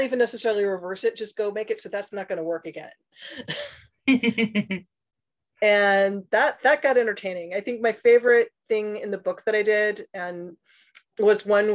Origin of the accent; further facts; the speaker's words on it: Northwest Indiana, United States; I grew up in a small town in Northwest Indiana